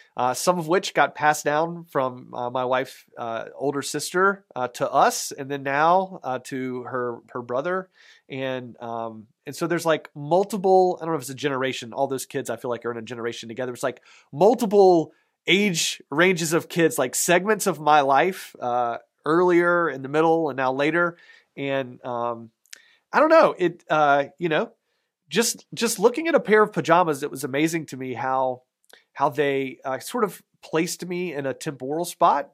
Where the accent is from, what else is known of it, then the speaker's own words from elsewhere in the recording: Raleigh, North Carolina, United States; moved away; my hometown, uh, Raleigh, North Carolina